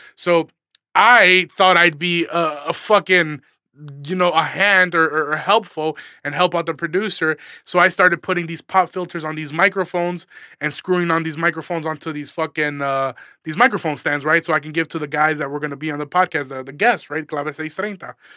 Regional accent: Aurora, Illinois, United States; I'm a comedian from Aurora, Illinois.

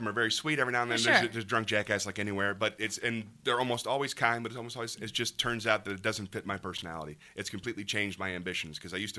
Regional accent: Tampa, Florida, United States; I grew up in Tampa.

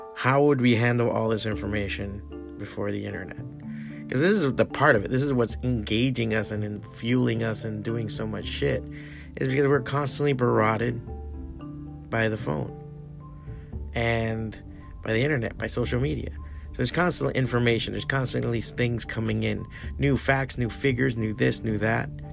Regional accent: United States; I'm American because I was born here

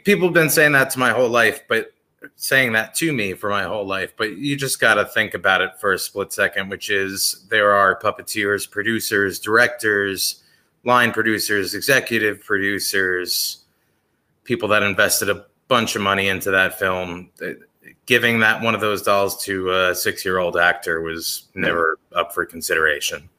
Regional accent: Bergen County, New Jersey, United States; Bergen County, where I grew up

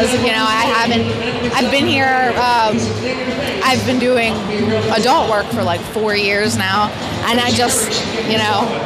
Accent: Maryland, United States; also born or lived in Cumberland, Maryland; I'm from Maryland.

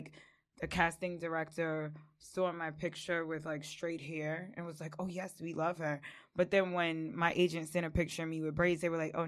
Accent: West Babylon, New York, United States; I'm a cool girl from the South Shore, but I am from West Babylon.

